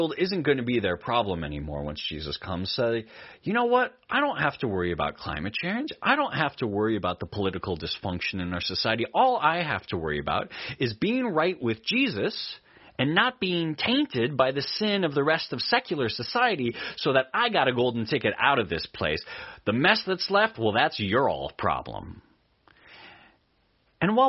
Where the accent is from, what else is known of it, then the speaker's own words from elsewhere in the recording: Eastern Oregon, United States; Where I grew up in Eastern Oregon